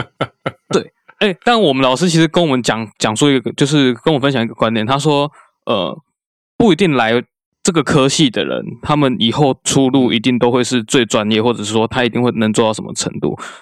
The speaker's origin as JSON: {"language": "Chinese", "region": "southern Taiwan", "country": "Taiwan", "tie": "born or raised there", "said": "因为我，就毕竟因为我在，住在南部"}